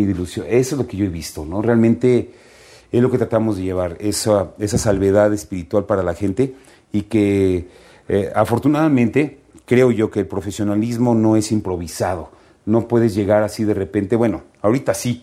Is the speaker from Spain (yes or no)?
no; Mexico; como mexicanos